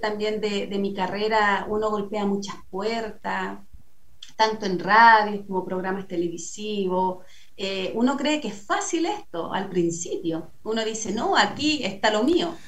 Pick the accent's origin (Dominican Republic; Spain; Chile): Chile; San Pedro de la Paz, Biobío; acá me crié, acá nací, aquí hice toda como mi, mi vida infantil de niñez con mi familia